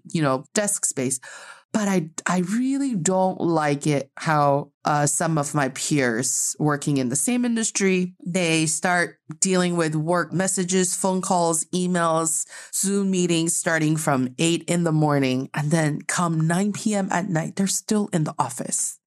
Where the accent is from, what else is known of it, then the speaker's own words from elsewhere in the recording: Northeast China, China; now in Beijing, China; I'm proudly representing the Northeast of China.